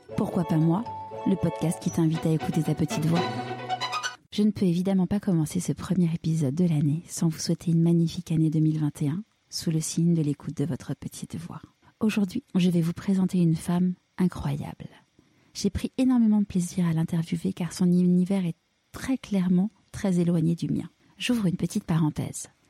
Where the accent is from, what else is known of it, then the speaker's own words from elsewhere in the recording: Paris, Île-de-France, France; j'ai grandi à Paris